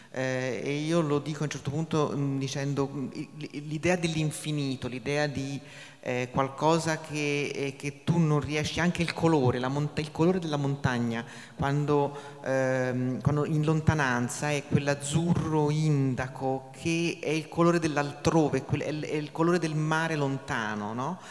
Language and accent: Italian; Tuscany, Italy; moved away; also born or lived in Champoluc, Aosta Valley; sono toscana